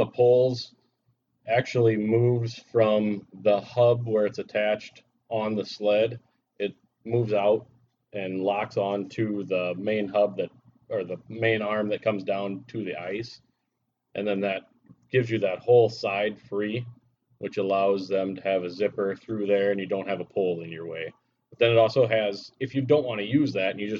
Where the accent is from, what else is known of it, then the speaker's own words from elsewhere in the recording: Illinois, United States; I grew up in Illinois.